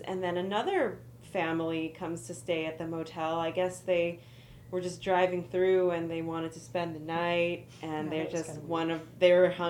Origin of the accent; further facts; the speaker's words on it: California, United States; I'm from California.